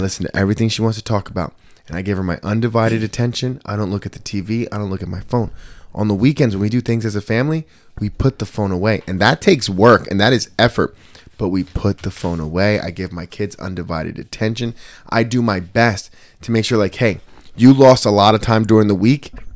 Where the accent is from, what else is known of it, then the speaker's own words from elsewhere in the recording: Trenton, New Jersey, United States; I was growing up in Trenton